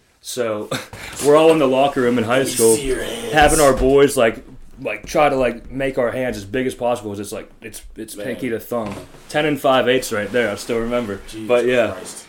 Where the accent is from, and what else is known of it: Pittsburgh, Pennsylvania, United States; accent: Pittsburgh